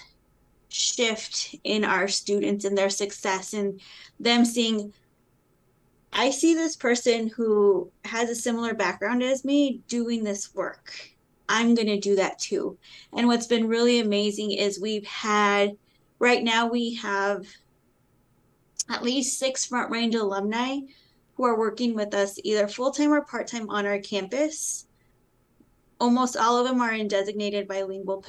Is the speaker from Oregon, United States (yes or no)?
no; Colorado, United States; I grew up in Colorado, and it was during a time when you didn't teach your children Spanish